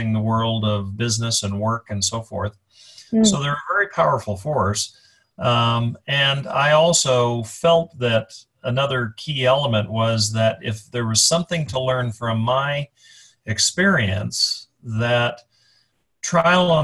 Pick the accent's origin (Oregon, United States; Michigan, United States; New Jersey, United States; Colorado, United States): Colorado, United States; moved away; also born or lived in Chicago; I was born and raised in Colorado. I live in Colorado now